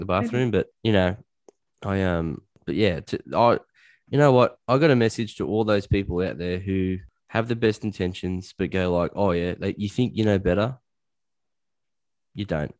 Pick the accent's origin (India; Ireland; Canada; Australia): Australia; I'm an Aussie bloke